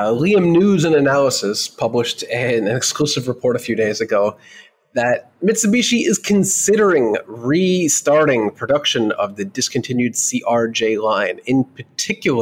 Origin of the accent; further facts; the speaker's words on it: United States; as an American